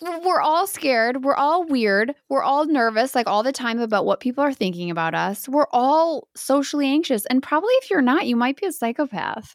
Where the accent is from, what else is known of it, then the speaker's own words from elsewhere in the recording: Baraboo, Wisconsin, United States; I am from Bear Brook, Wisconsin